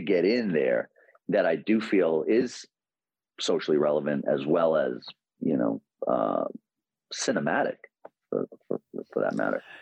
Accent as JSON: {"language": "English", "town": "New York City", "region": "New York", "country": "United States", "tie": "born or raised there", "said": "as a New Yorker, and you know deeply influenced by growing up in Queens"}